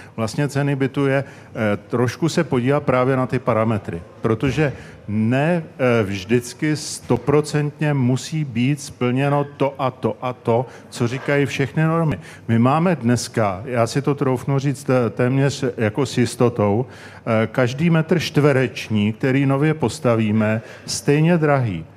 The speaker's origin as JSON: {"language": "Czech", "region": "Prague", "country": "Czechia", "said": "já jsem ze Strašnic"}